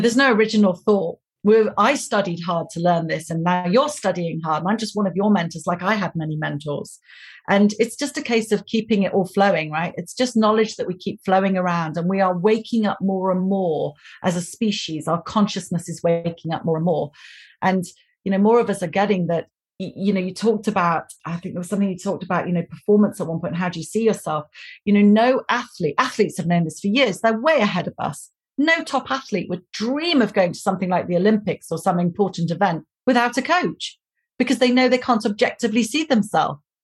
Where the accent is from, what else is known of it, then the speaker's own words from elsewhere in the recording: United Kingdom; I'm British